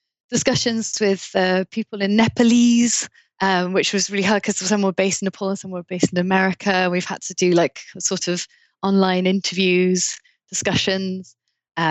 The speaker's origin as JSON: {"language": "English", "region": "South Wales", "country": "United Kingdom", "also_born_or_lived": "Bordeaux, France", "said": "So I'm from Wales, and I'm from South Wales, and in North Wales, they say for cake, the word cake, they say cacen. But I'm from South Wales and I say taishen."}